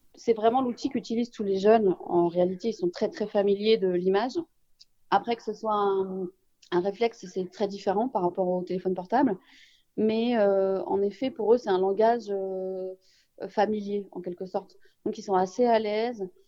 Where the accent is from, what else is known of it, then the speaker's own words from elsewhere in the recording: Saint-Ouen, Île-de-France, France; Djibril et moi on est de Saint-Ouen on est au Donien donc évidemment on est très fiers